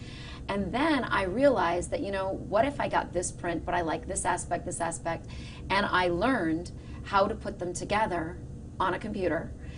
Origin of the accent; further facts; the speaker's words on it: United States; being born and brought up in America